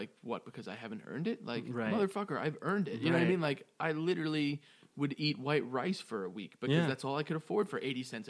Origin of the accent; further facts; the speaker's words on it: New York, United States; I'm a New Yorker.